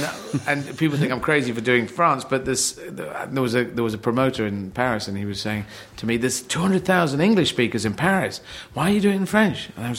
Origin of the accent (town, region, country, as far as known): Aden, Yemen; born there